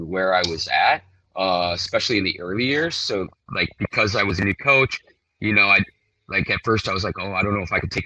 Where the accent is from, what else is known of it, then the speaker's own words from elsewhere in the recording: Hawaii, United States; moved away as an adult; I grew up here, born and raised